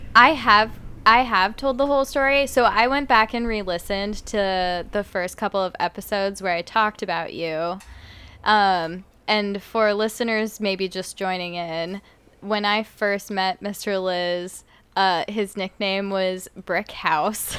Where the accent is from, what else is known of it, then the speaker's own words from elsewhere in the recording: Las Vegas, Nevada, United States; growing up in Vegas